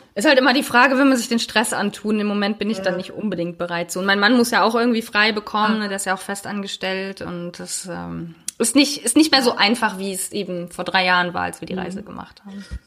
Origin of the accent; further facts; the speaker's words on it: Germany; wir als Deutsche